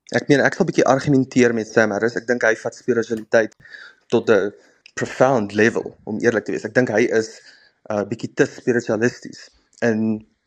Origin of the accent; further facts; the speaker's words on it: Heidelberg, Gauteng, South Africa; ek is gebore in 'n klein dorp uh langs die Suikerbosrand in Heidelberg by Johannesburg op die N